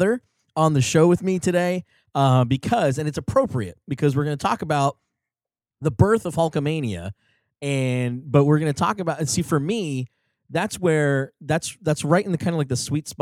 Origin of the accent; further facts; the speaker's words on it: New Jersey, United States; we grew up in New Jersey